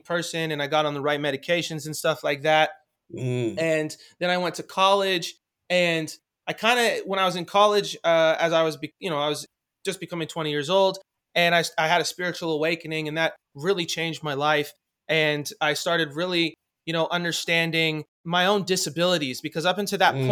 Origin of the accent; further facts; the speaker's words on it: Los Angeles, California, United States; I grew up in Hollywood